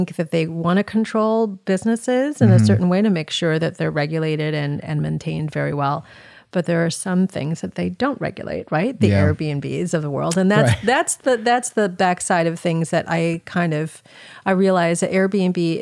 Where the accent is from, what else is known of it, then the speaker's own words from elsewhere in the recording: Chicago, Illinois, United States; I am. Yeah. I grew up in the Southwest suburbs.